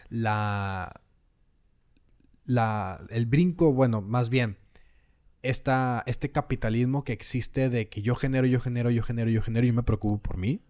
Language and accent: Spanish; Mexico; todos somos mexicanos